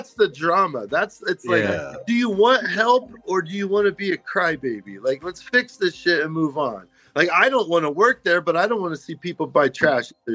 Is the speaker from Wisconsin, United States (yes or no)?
no; Kansas, United States; also born or lived in Virginia / Topeka, Kansas / Pittsburg, Kansas; now in Arizona, United States; And I'm from Kansas originally, so I grew up on the border right there. I lived in Topeka, group homes in Pittsburgh on the border of Oklahoma.